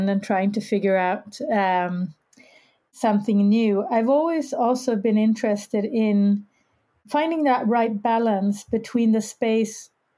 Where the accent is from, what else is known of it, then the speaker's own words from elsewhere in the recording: Sweden; moved away as an adult; I'm Swedish, grown up in Sweden, but I have lived outside of Sweden for many years.